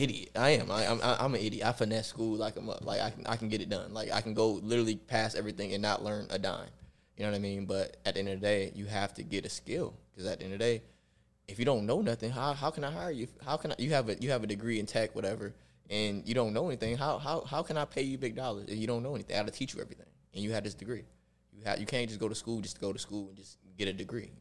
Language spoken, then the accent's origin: English; Rochester, New York, United States; I grew up in Rochester, New York